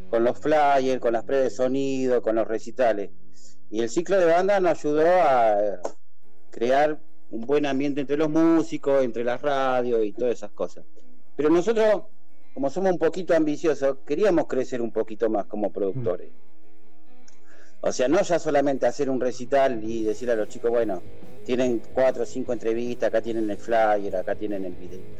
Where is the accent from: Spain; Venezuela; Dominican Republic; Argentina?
Argentina; Córdoba; now in Mar del Plata, Argentina; de los ocho años que estoy en Mar del Plata, de que vine de Córdoba